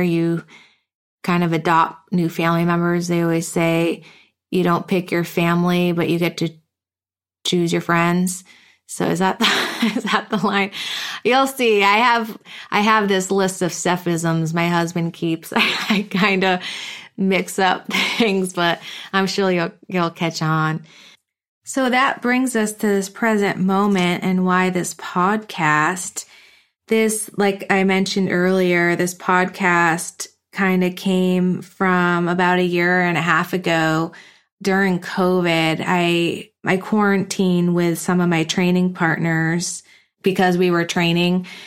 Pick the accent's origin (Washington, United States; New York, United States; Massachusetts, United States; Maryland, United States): Massachusetts, United States; East Longmeadow; moved away as an adult; also born or lived in Hamden, Connecticut; now in Carlsbad, United States; I grew up in a small town called East Long Meadow, Massachusetts